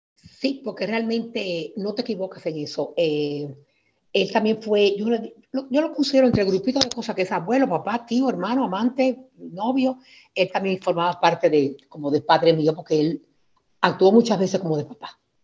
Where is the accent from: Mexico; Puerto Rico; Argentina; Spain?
Spain; moved away; also born or lived in Santo Domingo, Dominican Republic; me llevó para España a vivir y crecí en España eh, con una vida tranquila